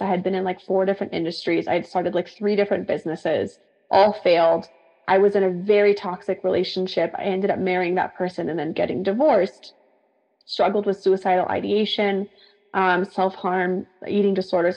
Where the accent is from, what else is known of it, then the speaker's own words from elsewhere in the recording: San Diego, California, United States; also born or lived in Central Coast, California; I decided to move back to my hometown where I was from in San Diego